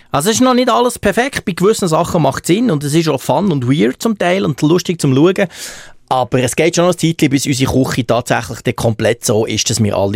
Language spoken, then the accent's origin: German; Bern, Switzerland; Plus kommt ja dazu, dass ich als Berner die als Zürcher sowieso fast nicht verstehe, vom Basler werden wir